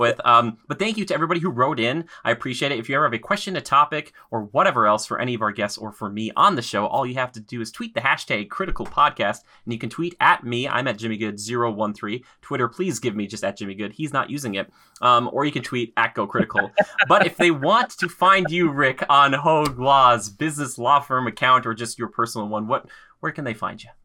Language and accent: English; Minnesota, United States; I'm from Minnesota